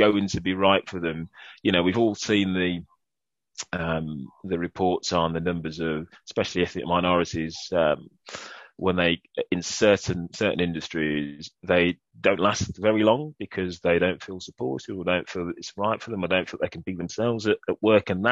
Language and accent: English; Birmingham, West Midlands, United Kingdom; accent: Brummie; my Brummie accent